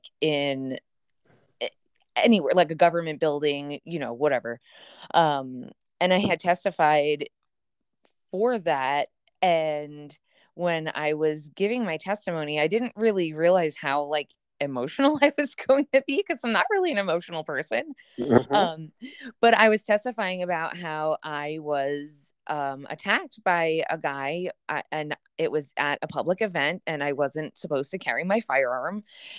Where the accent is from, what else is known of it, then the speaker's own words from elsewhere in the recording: New York, United States; moved away as an adult; So I am originally from New York, and I left when I was 26